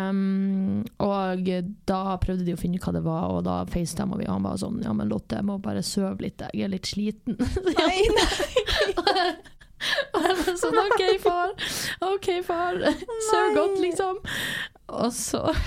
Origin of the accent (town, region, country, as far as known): Northern Norway, Norway; born or raised there; now in Southern Norway